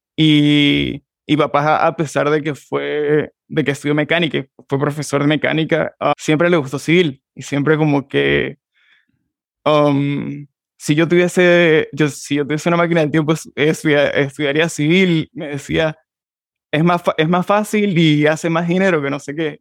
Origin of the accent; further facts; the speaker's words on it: San Juan de Colón, Táchira, Venezuela; moved away as an adult; soy de San Juan de Colón, Estado Táchira. Soy gocho, um, venezolano